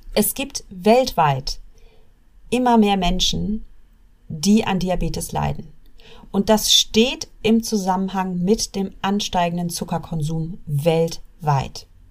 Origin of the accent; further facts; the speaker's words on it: Germany; wir Deutschen